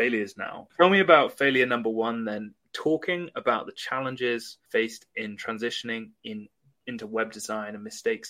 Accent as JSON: {"language": "English", "region": "England", "country": "United Kingdom", "said": "Maybe it's just because, you know, I'm white, I'm from England, I follow English speaking people that are white as well"}